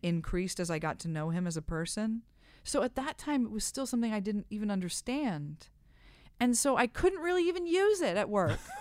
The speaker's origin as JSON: {"language": "English", "region": "Midwest", "country": "United States", "said": "I'm from the Midwest"}